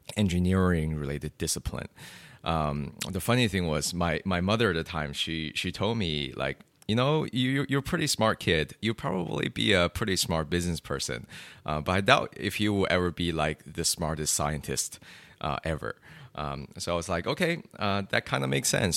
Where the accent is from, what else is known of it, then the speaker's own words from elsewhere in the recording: China; growing up in China